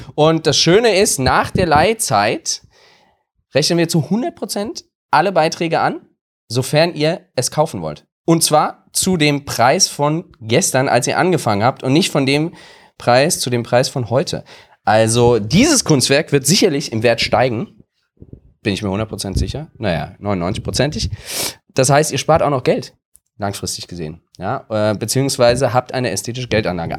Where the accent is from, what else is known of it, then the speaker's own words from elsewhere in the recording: Wiesbaden, Hesse, Germany; meine Heimatstadt